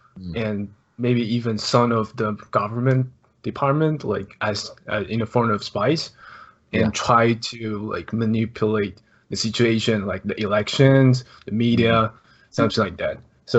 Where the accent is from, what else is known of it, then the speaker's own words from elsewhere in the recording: Taiwan; English is a second language; I'm from Taiwan. I'm a Blazers fan as well, because of Austin.